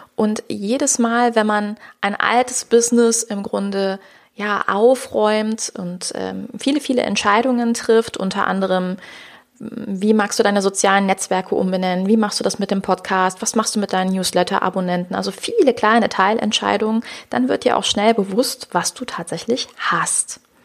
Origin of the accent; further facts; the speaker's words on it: Rhineland, Germany; ich komme ja aus dem Rheinland